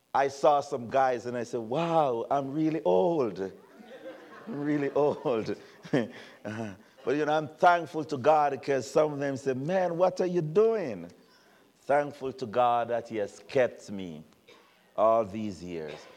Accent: Jamaica; moved away as an adult; now in United States; it's not a Jamaican talking about an American. I've been here 30 years now, and I'm American.

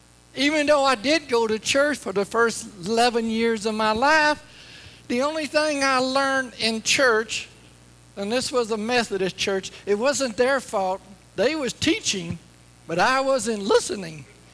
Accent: Louisiana, United States; But I grew up in Northwest Louisiana, and I had a good life. Dirt poor.

